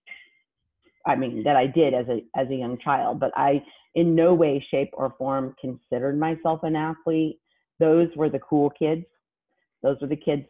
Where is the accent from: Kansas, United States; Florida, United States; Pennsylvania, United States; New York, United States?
Kansas, United States; Hutchinson; now in Houston, United States; What I lovingly refer to as the armpit of the United States of America, Hutchinson, Kansas